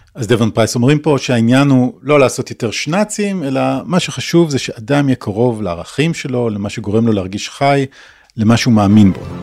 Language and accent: Hebrew; Israel; לנו כישראלים